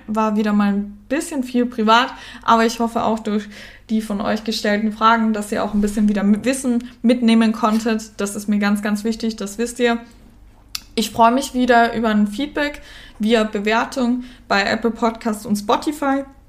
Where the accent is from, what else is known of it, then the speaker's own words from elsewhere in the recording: Germany; accent: Standard German (Hochdeutsch); also born or lived in Cologne, Germany; now in Austria; Ich bin in Österreich geboren, äh, bin dann aber, ähm, mit der Mama, als meine Eltern sich scheiden haben lassen und meiner großen Schwester, nach Deutschland gezogen